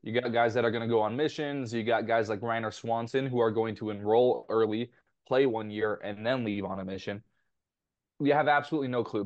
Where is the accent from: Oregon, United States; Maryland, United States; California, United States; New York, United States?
California, United States; Temecula; Basically my hometown, my wife's hometown.